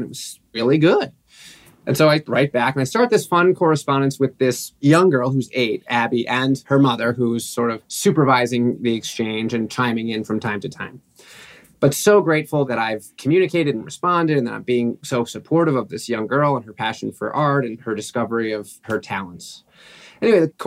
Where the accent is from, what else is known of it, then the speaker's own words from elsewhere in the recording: New York City, New York, United States; I grew up in New York City